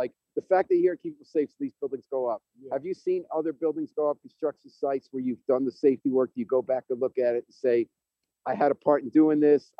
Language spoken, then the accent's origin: English; White Plains, New York, United States; I grew up in White Plains.